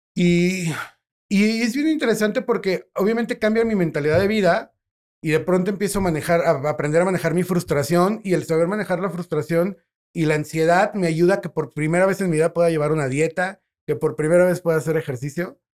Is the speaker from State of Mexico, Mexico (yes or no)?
no; León, Guanajuato, Mexico; presumo a mi León